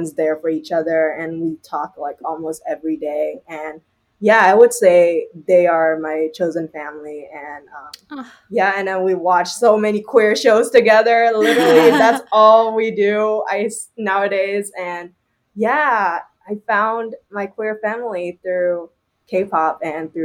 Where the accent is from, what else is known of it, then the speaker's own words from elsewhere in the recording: Shanghai, China; now in Toronto, Canada; I grew up in Shanghai before, and my mom is Shanghainese